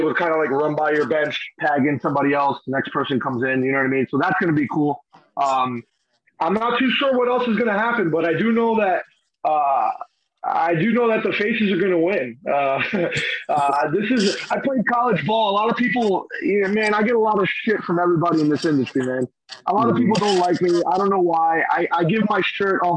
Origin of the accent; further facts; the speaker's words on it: Union City, New Jersey, United States; I'm from the street. I'm from Union City, New Jersey. I learned to play on a freaking milk carton on the post in the corner